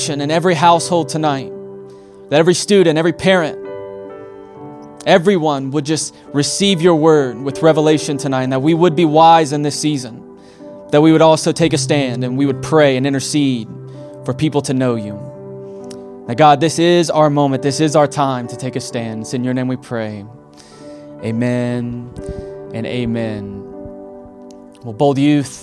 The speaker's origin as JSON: {"language": "English", "region": "Alabama", "country": "United States", "said": "I'm from Alabama"}